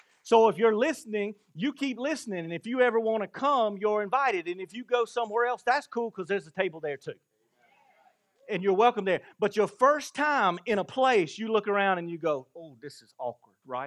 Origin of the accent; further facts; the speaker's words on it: Blackstock, South Carolina, United States; Grew up in Blackstock and moved to a big city